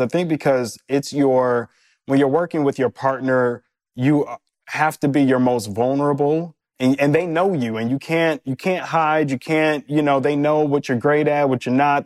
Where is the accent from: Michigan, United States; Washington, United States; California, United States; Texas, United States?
Michigan, United States; Detroit; moved away; also born or lived in New York; we're both from Detroit, uh, both born in the same hospital, w-, grew up on the same side of Detroit